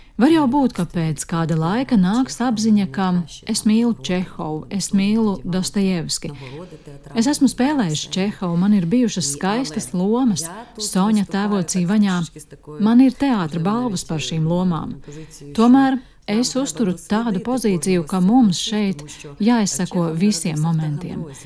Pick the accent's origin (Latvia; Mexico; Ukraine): Ukraine; Uzhhorod, Zakarpattia Oblast; Latvian is a second language; esmu dzimusi Užgorodā, krievalodīgā ģimenē